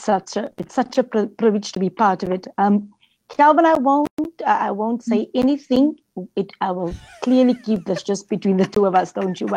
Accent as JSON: {"language": "English", "town": "Johannesburg", "region": "Gauteng", "country": "South Africa", "tie": "born or raised there", "said": "I'm born here. I was raised here in Cliptown, Extension 9 area later on. Attended school with Calvin, high school, like he said."}